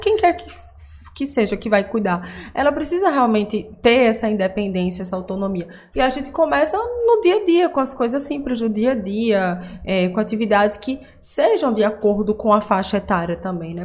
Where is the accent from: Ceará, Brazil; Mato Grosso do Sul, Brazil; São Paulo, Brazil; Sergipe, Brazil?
Sergipe, Brazil; Aracaju; eu sou de Aracaju